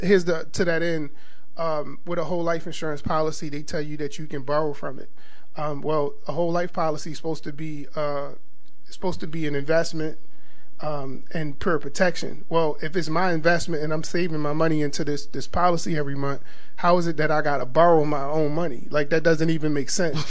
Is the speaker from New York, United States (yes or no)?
no; Baltimore, Maryland, United States; growing up in Baltimore, um, there's two major, major churches.